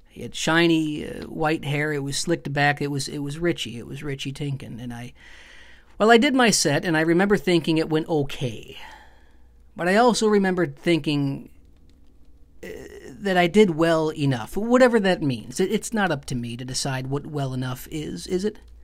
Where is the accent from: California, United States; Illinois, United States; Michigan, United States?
Michigan, United States; Lapeer; moved away; I'm from a small town outside of Flint